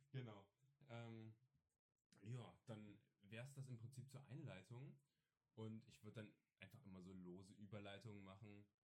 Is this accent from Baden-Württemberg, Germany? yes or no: no; Saxony, Germany; Ich bin Sachse.